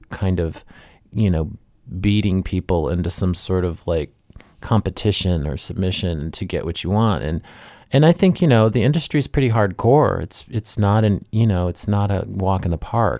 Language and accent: English; Dayton, Ohio, United States; I'm from Ohio